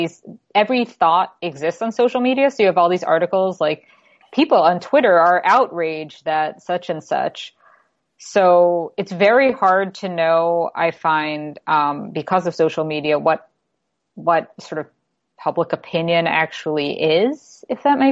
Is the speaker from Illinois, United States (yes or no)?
no; New York City, New York, United States; now in Toronto, Canada; I'm from New York City originally